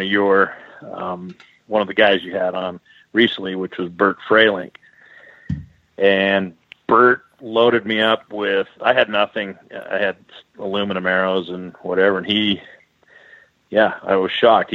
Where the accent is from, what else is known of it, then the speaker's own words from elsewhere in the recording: Richland, Washington, United States; moved away as an adult; also born or lived in Kelowna, British Columbia, Canada / Edmonton, Alberta, Canada; now in Canada; I grew up in Richland, Washington, kind of eastern Washington